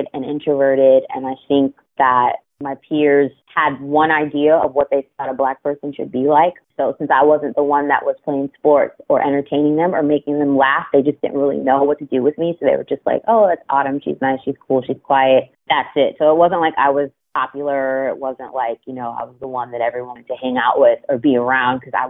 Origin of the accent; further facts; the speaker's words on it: Sewickley, Pennsylvania, United States; also born or lived in Florida; now in Baltimore, United States; I grew up in a small town about, I mean, 20 minutes driving distance max from the city of Pittsburgh